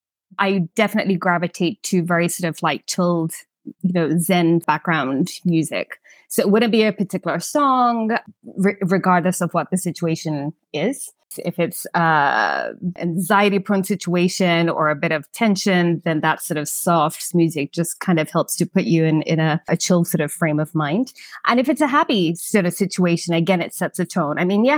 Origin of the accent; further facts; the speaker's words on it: Kenya; I would say I had a pretty normal childhood. I mean, I think, you know, maybe a lot of people think of Kenya, third world